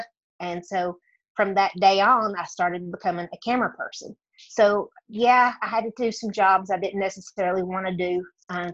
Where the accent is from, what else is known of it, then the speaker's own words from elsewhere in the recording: near Dollywood, Tennessee, United States; accent: country; as you can tell by my accent, I grew up in the state of Tennessee near Dollywood